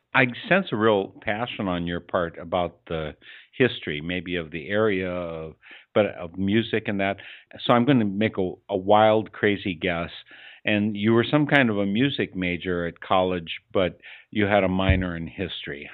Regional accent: Eau Claire, Wisconsin, United States; I'm from Eau Claire, Wisconsin

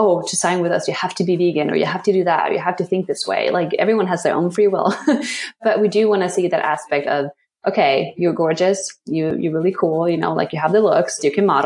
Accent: Sweden; now in New York City, United States; I grew up in Sweden, just being very embraced in nature

